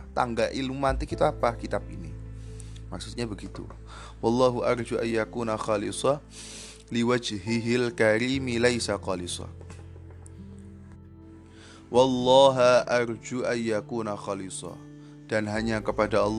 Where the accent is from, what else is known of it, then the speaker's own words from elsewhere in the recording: Java, Indonesia; first language Javanese; Indonesian is a second language; Karena memang basic saya eh, kalau berbicara yang mudah ya pakai bahasa Jawa karena saya asli Jawa.